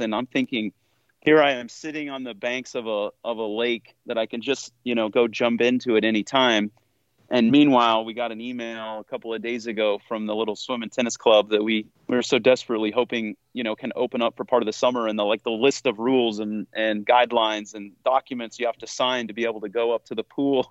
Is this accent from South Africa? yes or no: no; Newton, United States; moved away; I am usually back home uh, where I grew up in Newton